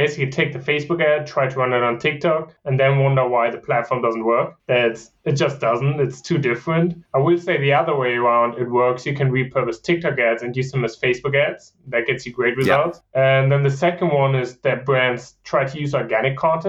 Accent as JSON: {"language": "English", "country": "Germany", "also_born_or_lived": "Virginia, United States / Kansas, United States", "second_language": "English", "moved": "as an adult", "lives_now": "United States", "said": "I'm originally from Germany"}